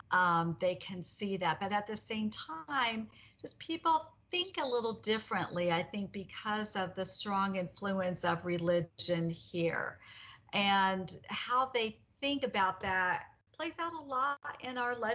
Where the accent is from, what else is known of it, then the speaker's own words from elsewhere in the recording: Indiana, United States; now in Utah, United States; I'm from out of state as well. I'm from Indiana, so I moved here in 1983.